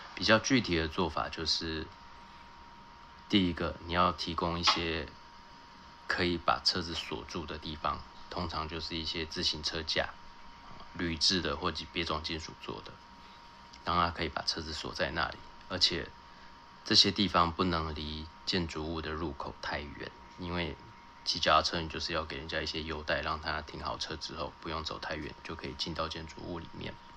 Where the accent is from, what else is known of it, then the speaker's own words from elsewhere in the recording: Taiwan; 我人在台湾，我在台湾长大